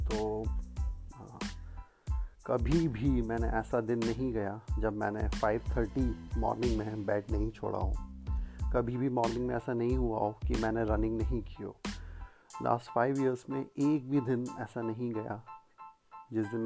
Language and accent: Hindi; India; मैं 35 five years old हूँ और मैं इंडिया का रहने वाला हूँ